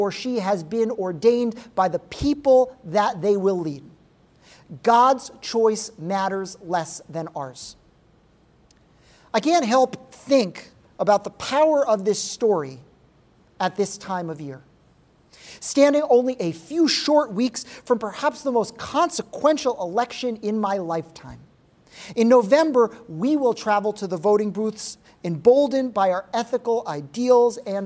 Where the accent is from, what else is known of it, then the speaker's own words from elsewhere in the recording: Rhode Island, United States; my home state of Rhode Island.